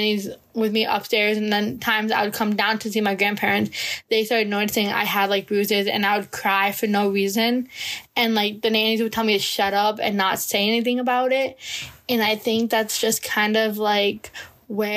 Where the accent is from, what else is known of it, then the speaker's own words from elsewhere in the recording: United States; I'm from the United States